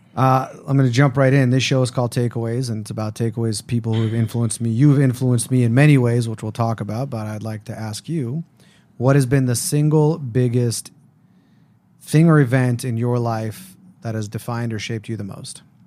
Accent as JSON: {"language": "English", "town": "Las Vegas", "region": "Nevada", "country": "United States", "tie": "born or raised there", "said": "I grew up in Las Vegas, uh, first generation American born to two Israelis"}